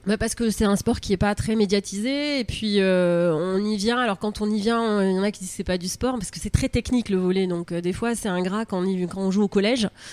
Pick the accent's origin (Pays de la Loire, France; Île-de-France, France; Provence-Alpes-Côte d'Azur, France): Provence-Alpes-Côte d'Azur, France; Var; moved away as an adult; also born or lived in Andernos, Gironde; now in Andernos-les-Bains, France; je suis du Var, donc qui est pays de volley quand même.